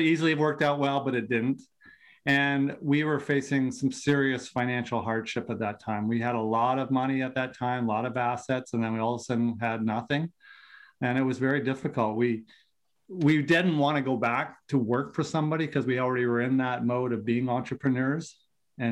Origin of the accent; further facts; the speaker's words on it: Vancouver, British Columbia, Canada; accent: Canadian; Born and raised in Vancouver on the West Coast